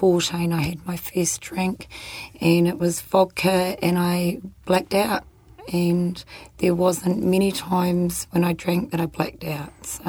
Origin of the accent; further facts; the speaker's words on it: New Zealand; also born or lived in Christchurch, New Zealand / Whangarei, New Zealand / Hamilton, New Zealand / Rangiora, New Zealand; I was born in Christchurch and then moved up to Whangarei. Yes. In Hamilton. Yes. And then when I was 12, we moved down to Rangiora.